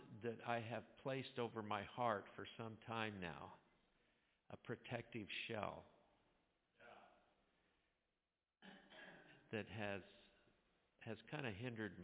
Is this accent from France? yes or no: no; Scotland, United Kingdom; I'm Scottish